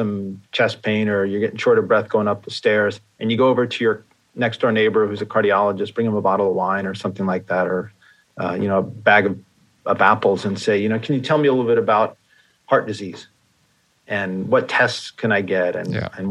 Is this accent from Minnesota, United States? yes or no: no; New York, United States; I grew up in New York and there was a furniture store, Sims